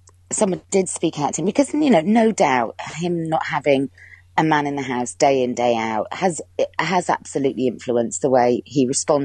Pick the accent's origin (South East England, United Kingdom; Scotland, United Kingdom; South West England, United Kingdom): South West England, United Kingdom; Cheltenham; moved away as an adult; now in London, United Kingdom; I would have to move back home. And I'm from Cheltenham in Gloucestershire